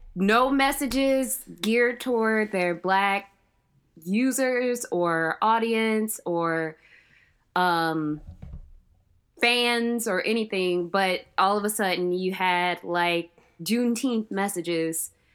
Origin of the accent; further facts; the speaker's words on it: Cleveland, Ohio, United States; also born or lived in Georgia / North Carolina; I was born and raised in Cleveland, Ohio